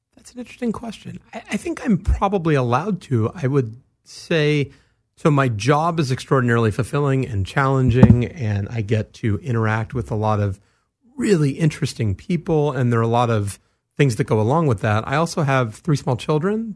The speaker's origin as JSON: {"language": "English", "town": "Los Angeles", "region": "California", "country": "United States", "tie": "born or raised there", "said": "I grew up here in Los Angeles, in the San Fernando Valley"}